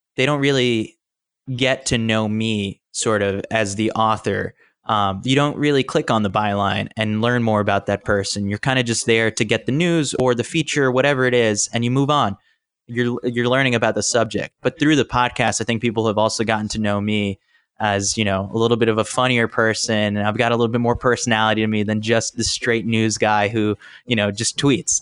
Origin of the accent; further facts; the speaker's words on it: New York City, New York, United States; I was born and raised in New York City, so I love the city